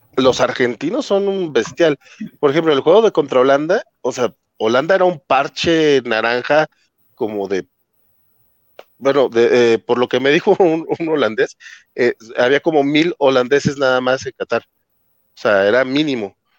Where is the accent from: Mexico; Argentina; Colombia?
Mexico